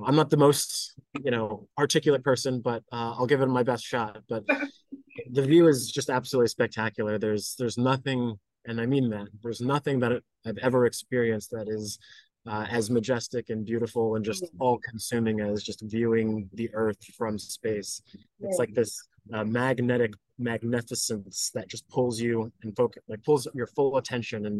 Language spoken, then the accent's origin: English; United States; I grew up here in the United States